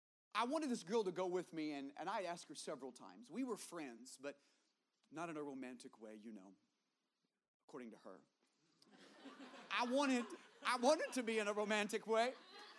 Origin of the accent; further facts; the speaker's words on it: the South, United States; I grew up in the South.